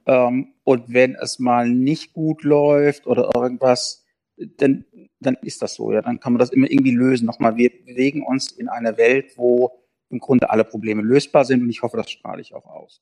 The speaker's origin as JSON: {"language": "German", "region": "South Hesse", "country": "Germany", "said": "Wir kommen aus Südhessen. Ich komme mhm. aus Südhessen"}